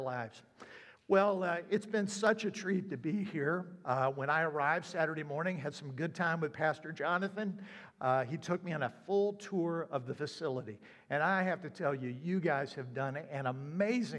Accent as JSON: {"language": "English", "region": "South Carolina", "country": "United States", "also_born_or_lived": "upstate New York / Florida", "moved": "yes", "lives_now": "Ohio, United States", "said": "I'm originally from South Carolina."}